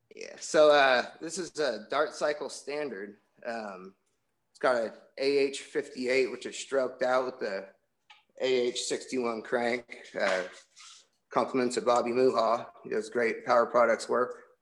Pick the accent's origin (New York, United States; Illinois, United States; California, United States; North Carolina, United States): California, United States; Pacifica; now in Walnut Creek, United States; I was born and raised out in Pacifica